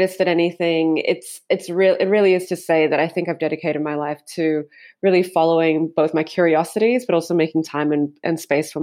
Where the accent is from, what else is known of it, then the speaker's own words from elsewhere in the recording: South Africa; I grew up in South Africa